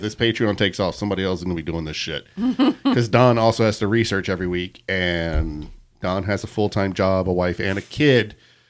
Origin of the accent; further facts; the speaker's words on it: Colorado, United States; I'm from Colorado.